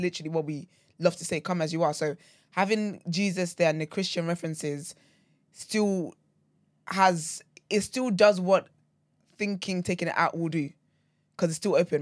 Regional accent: Nigeria; moved away; growing up in Nigeria, right, um, so my granddad was Muslim

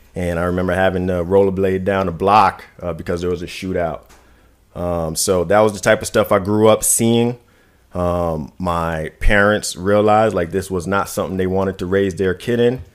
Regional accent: New York City, New York, United States; moved away; I was raised in Brooklyn, New York

